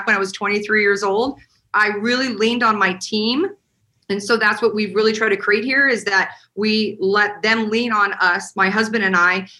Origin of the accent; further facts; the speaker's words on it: Montana, United States; now in Las Vegas, United States; I am originally from Montana